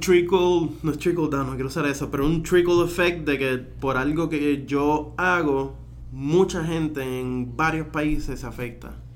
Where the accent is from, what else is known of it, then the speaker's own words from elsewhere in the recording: Puerto Rico; nosotros como puertorriqueños